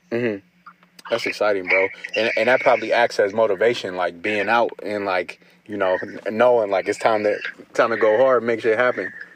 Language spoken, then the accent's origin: English; Ohio, United States; now in Los Angeles, United States; I grew up in Ohio